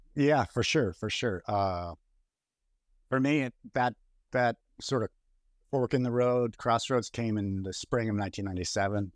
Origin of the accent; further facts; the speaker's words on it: Boston, Massachusetts, United States; moved away; also born or lived in Boulder, Colorado; my hometown of Boston